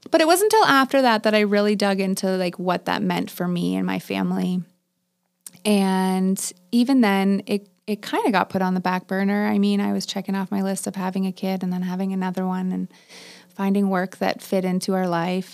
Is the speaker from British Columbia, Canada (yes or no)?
no; Waterloo, Ontario, Canada; also born or lived in Palmerston; I grew up in Waterloo